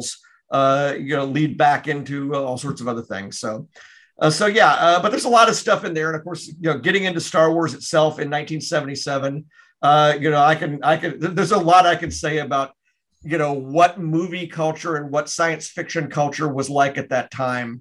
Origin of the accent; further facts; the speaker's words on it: Memphis, Tennessee, United States; I grew up in Memphis